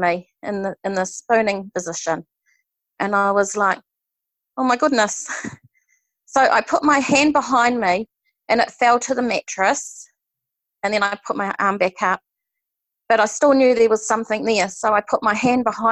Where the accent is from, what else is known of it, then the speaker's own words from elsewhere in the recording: Hawke's Bay, New Zealand; I'm from Hawke's Bay in New Zealand.